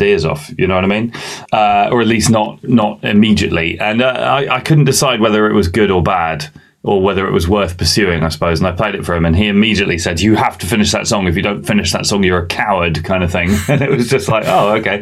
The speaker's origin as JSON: {"language": "English", "region": "England", "country": "United Kingdom", "tie": "born or raised there", "also_born_or_lived": "Bahrain", "said": "I wasn't born in England."}